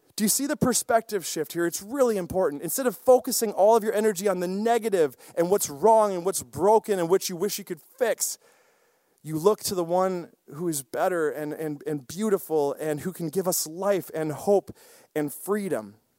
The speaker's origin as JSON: {"language": "English", "town": "Osseo", "region": "Wisconsin", "country": "United States", "tie": "born or raised there", "said": "I grew up in a small town, Osseo, Wisconsin"}